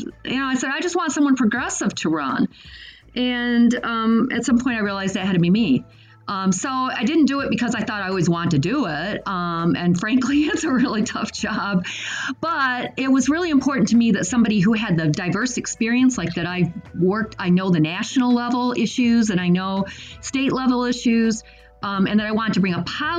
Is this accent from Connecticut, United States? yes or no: no; Lansing, Michigan, United States; also born or lived in Boston; I grew up in Lansing as well.